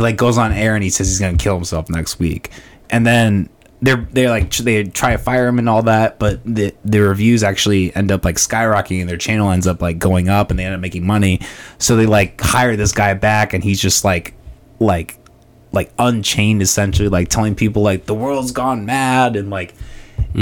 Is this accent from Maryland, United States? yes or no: no; Orange City, Iowa, United States; also born or lived in Des Moines, Iowa; I grew up in Orange City